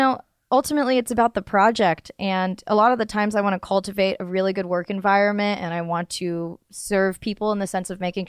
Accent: North Carolina, United States; I grew up in the South. No, I grew up, but like I had a North Carolina accent for like a long time.

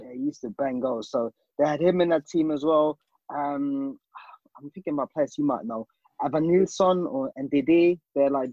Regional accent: Hamburg, Germany; moved away; I'm, I'm from Hamburg

